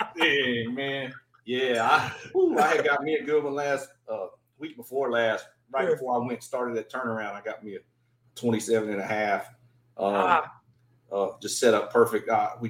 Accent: Southeast Georgia, United States; I fished my whole life myself growing up in Southeast Georgia.

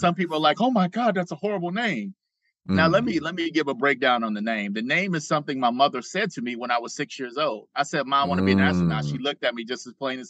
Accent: Detroit, Michigan, United States; growing up in Detroit

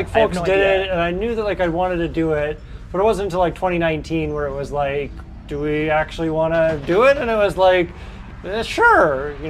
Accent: Boulder, Colorado, United States; …, also from more or less Boulder, Colorado.

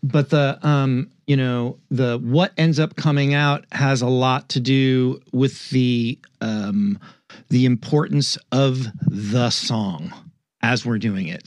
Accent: New York, United States; I'm from New York

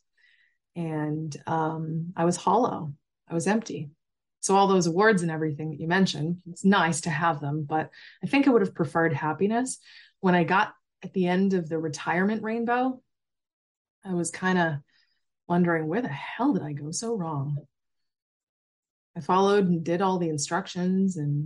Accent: Massachusetts, United States; I grew up in Massachusetts

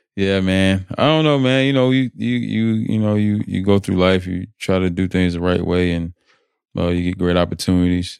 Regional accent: North Carolina, United States; moved away as an adult; also born or lived in Atlanta, Georgia; where I grew up in North Carolina

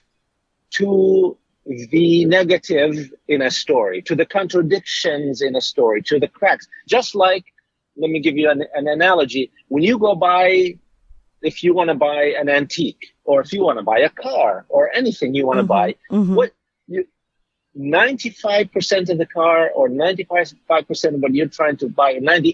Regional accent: Jordan; now in United States; I was born in Jordan

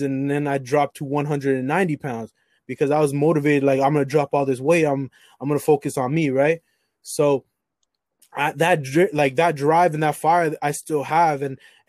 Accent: Toronto, Ontario, Canada; I was born in Toronto

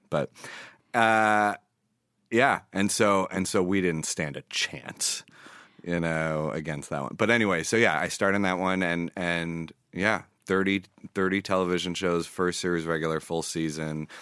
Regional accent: New York City, New York, United States; moved away as an adult; also born or lived in Israel; now in Los Angeles, United States; I grew up in New York City

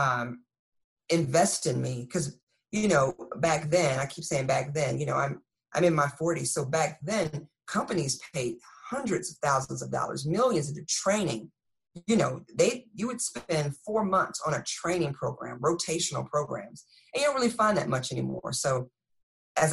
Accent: Texas, United States; moved away as an adult; now in Fort Lee, United States; I'm from Texas. My accent comes out every now and again.

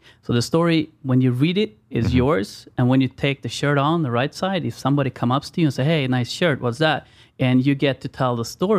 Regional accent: Sweden

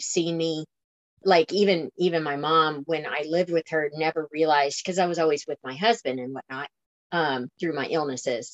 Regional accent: Florida, United States; I'm from Florida, so flatland

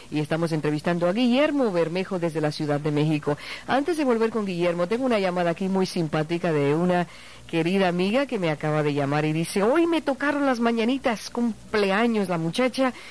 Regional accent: Puerto Rico; moved away; Puerto Rico. Tú eres boricua. soy boricua, nací en un pueblito allá pequeñito.

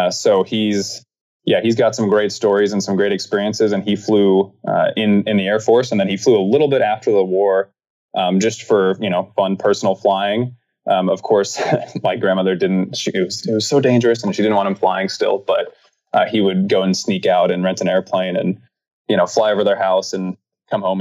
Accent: Wichita, Kansas, United States; moved away as an adult; now in Phoenix, United States; I grew up in Wichita, Kansas

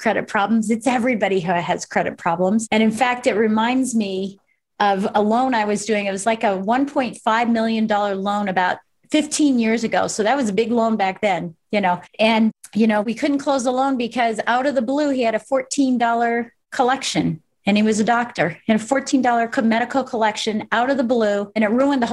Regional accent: Colorado Springs, Colorado, United States; born or raised there

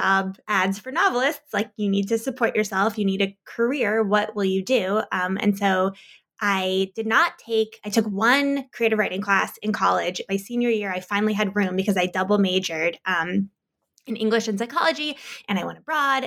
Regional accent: United States; moved away as an adult; also born or lived in Iowa; I grew up outside of Washington, D.C.

